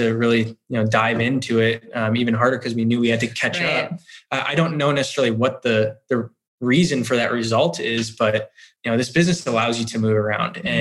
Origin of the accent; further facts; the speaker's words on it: Chicago, Illinois, United States; also born or lived in Florida; now in Westfield, United States; I grew up in Chicago